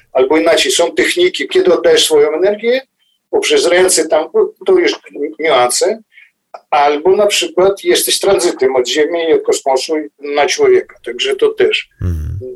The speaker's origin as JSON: {"language": "Polish", "town": "Cherkasy", "region": "Cherkasy Oblast", "country": "Ukraine", "tie": "born or raised there", "also_born_or_lived": "Drohobych, Ukraine / Kyiv, Ukraine", "moved": "as an adult", "lives_now": "Warsaw, Poland", "said": "później dorastałem w Czerkasach, później studiowałem w Kijowie"}